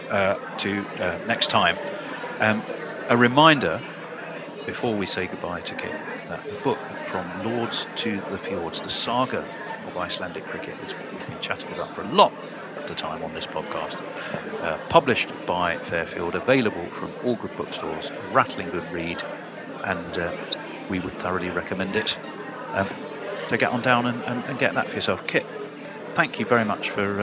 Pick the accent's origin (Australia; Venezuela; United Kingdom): United Kingdom; England; we're English